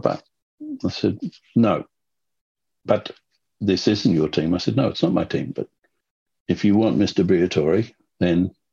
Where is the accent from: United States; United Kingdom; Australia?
Australia; Sydney, New South Wales; when I was growing up in Sydney